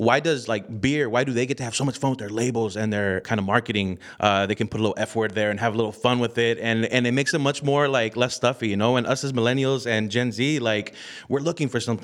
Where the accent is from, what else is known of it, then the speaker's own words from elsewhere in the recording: Modesto, California, United States; a family based business out of my hometown of Modesto